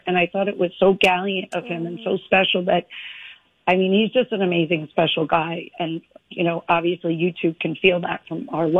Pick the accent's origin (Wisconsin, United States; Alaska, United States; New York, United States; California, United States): New York, United States; Bronx; born there; I was born in the Bronx. I don't know how to schmooze.